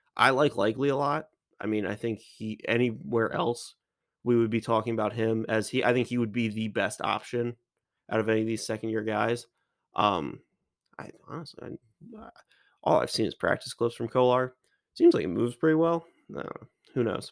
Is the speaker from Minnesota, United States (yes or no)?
no; Maryland, United States; I'm from Maryland.